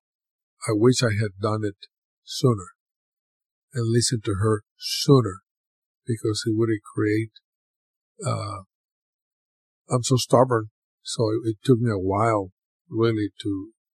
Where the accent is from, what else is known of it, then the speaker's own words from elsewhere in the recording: Mexico; moved away; growing up in Mexico